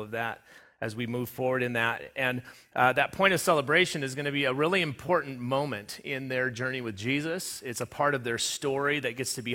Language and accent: English; Southern California, United States; also born or lived in Front Range, Colorado; now in Sterling, United States; I grew up in Southern California, lived in the Front Range through 2003 on until I ended up here.